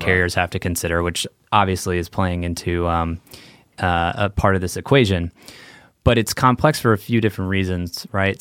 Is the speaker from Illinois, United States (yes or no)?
yes; Chicago, Illinois, United States; moved away as an adult; also born or lived in Santa Clara, California; growing up in Chicago